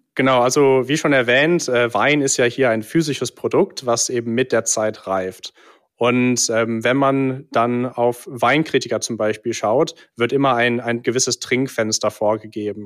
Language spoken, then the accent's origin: German; England, United Kingdom; now in Cologne, Germany; ich bin äh, tatsächlich gebürtiger Brite, mhm. bin in England geboren und aufgewachsen